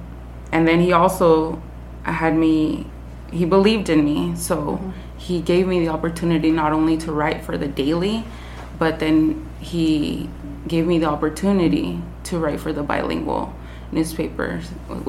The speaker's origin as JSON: {"language": "English", "town": "Madera", "region": "California", "country": "United States", "tie": "born or raised there", "also_born_or_lived": "Fresno, California", "said": "I was born in Fresno, raised in Madera. My parents are migrant farm workers, so I attended several different schools here in Madera"}